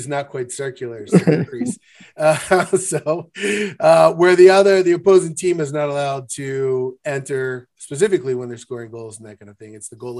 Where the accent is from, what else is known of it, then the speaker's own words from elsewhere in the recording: Baltimore, Maryland, United States; I remember growing up in Baltimore